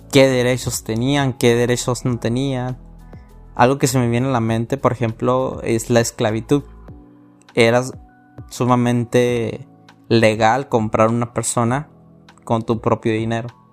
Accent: Mexico; mi país que, amo mucho, se llama México

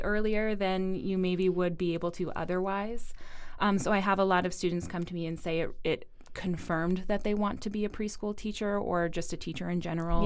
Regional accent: New England, United States; I'm not originally from Rhode Island, but I am a New Englander

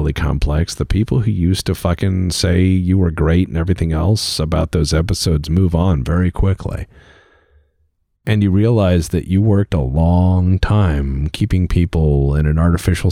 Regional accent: United States; as an American

